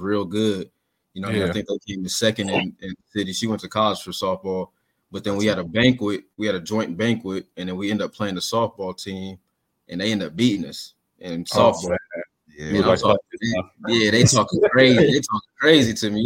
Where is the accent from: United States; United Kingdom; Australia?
United States; Columbus, Ohio; I'm from the north side. I'm prideful from where I'm from